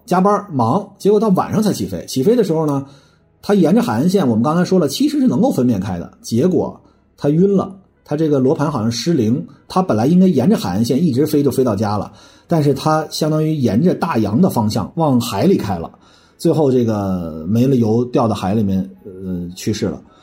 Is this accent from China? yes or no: yes; China; 我们中国人